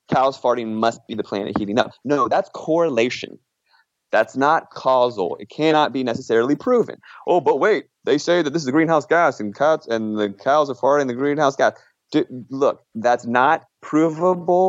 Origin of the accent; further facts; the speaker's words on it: Virginia, United States; moved away; back home where I grew up in Virginia